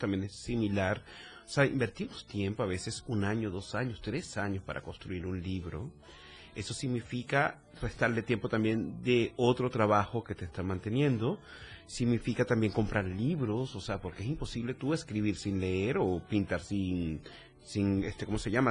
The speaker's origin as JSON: {"language": "Spanish", "country": "Venezuela", "also_born_or_lived": "Chile / Mexico", "moved": "as an adult", "lives_now": "Tuxtla Gutiérrez, Mexico", "said": "soy venezolano, para que creo que queda claro con el acento por aquí"}